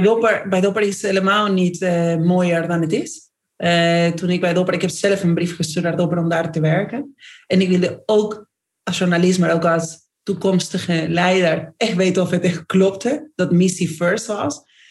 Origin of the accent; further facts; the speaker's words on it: Argentina; accent: Argentine; Dutch is a second language; moved away as an adult; now in Netherlands; ik ben Argentijns, dus hoor je gelijk aan mijn accent.